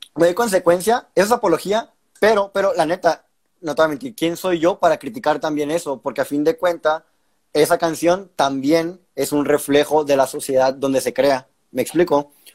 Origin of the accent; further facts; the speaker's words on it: Sonora, Mexico; soy, somos acá norteños